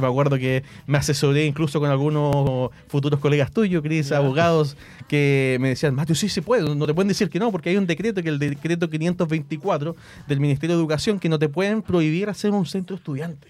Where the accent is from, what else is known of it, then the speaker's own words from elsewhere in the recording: Hualpén, Biobío, Chile; yo soy de Hualpén, eh, vivo en Hualpén